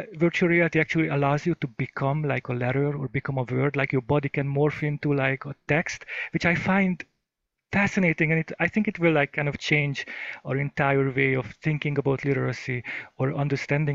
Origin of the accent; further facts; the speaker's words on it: Hungary; now in United States; I grew up in Hungary